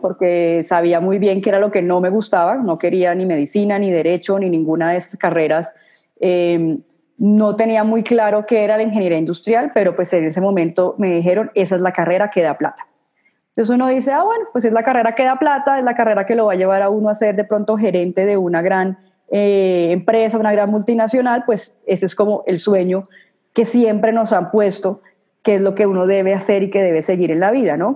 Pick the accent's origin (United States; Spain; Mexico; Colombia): Colombia; Cartagena, Bolívar; now in Bogotá, Colombia; yo nací en Cartagena, en Colombia